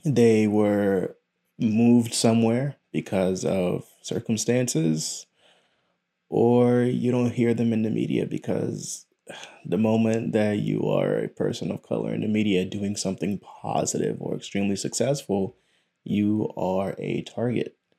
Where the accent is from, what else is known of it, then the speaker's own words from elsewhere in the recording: United States; It is a curse and a blessing to be born here. My parents are from South America.